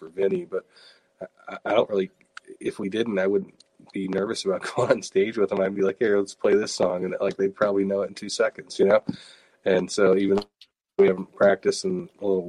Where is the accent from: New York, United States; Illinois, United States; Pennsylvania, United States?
Pennsylvania, United States; Pittsburgh; booking stuff outside of my hometown and just playing anywhere other than Pittsburgh